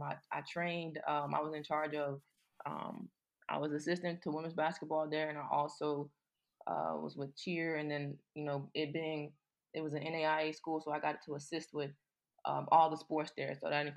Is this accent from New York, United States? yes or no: no; Mobile, Alabama, United States; moved away as an adult; also born or lived in Louisiana; So I'm originally from Mobile, Alabama.